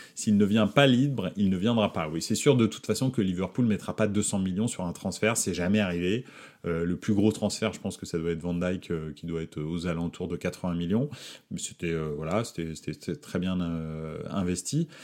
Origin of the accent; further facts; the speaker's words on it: Paris, Île-de-France, France; je suis né à Paris